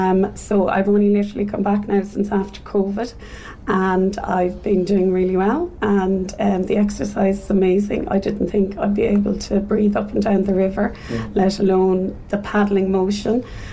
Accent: Dublin, Leinster, Ireland; now in Cork, Ireland; I am originally from Dublin, but I'm here in Cork for the last 20 odd years.

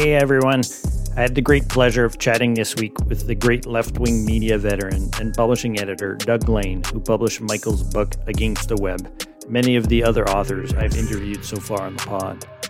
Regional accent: Montreal, Quebec, Canada; I'm from Montreal

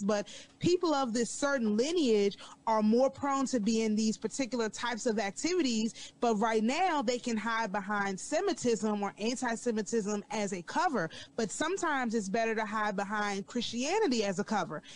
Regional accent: United States; I have no African lineage. I'm an American.

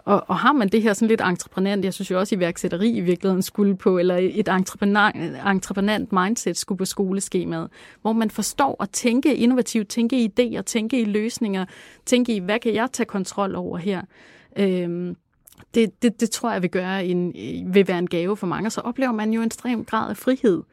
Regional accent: Langeland, Southern Denmark, Denmark; vokse op på Langeland, og hvor jeg voksede op i sådan et sådan lidt, øh, hippieagtigt hjem

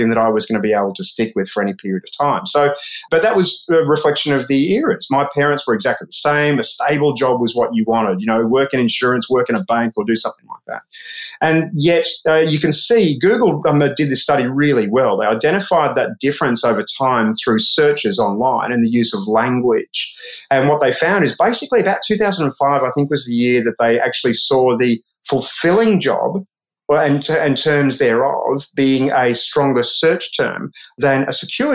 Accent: Australia; as an Australian

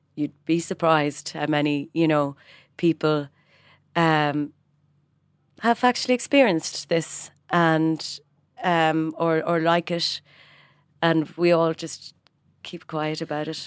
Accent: Ireland; moved away as an adult; also born or lived in London / Washington; now in Dublin, Ireland; it is a blessing to be Irish. We are welcomed because we're Irish

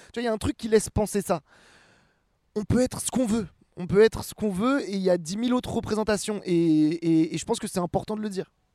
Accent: Rouen, Normandy, France; moved away as an adult; now in Paris, France; j'ai grandi à Rouen

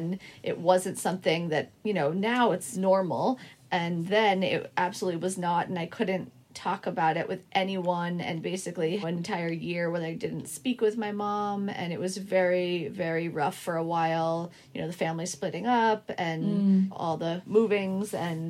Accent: Boston, Massachusetts, United States; now in Brooklyn, United States; I live here in Brooklyn, but I grew up in Boston, and I have two siblings.

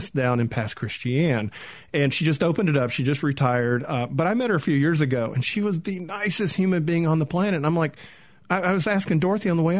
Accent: Atlanta, Georgia, United States; I grew up in Atlanta.

